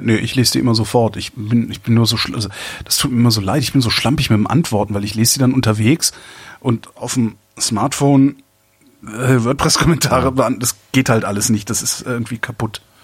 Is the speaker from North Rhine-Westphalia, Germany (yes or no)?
yes; Cologne, North Rhine-Westphalia, Germany; now in Berlin, Germany; ich als Kölner